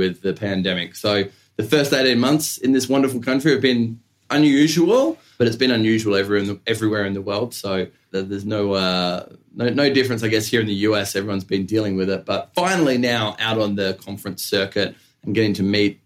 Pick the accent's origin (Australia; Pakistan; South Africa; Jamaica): Australia; moved away; I'm originally from Australia